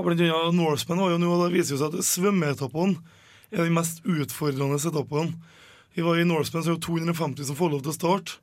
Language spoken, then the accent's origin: Norwegian; Åsen, Trøndelag, Norway; Jeg er fra Åsen